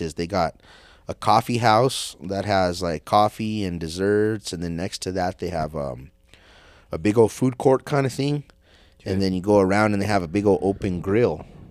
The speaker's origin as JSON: {"language": "English", "country": "United States", "said": "I'm American"}